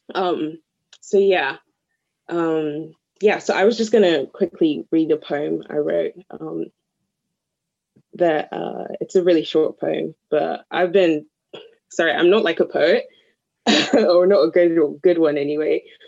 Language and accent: English; Nigeria; moved away; the culture I'm from and growing up in Nigeria